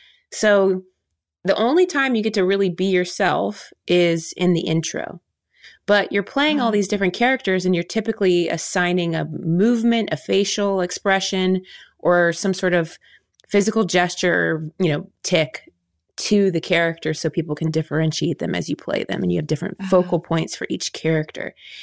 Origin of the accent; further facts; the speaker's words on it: Ohio, United States; Like for us growing up in Ohio, Will and I did the humorous interpretation category.